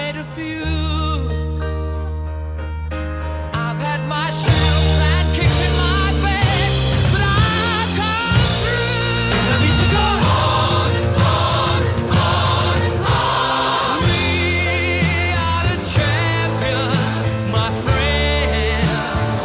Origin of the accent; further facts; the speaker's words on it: New York City, New York, United States; moved away; I'm from New York